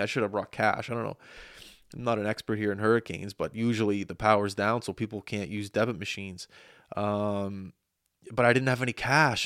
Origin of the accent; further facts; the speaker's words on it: Nova Scotia, Canada; growing up in Nova Scotia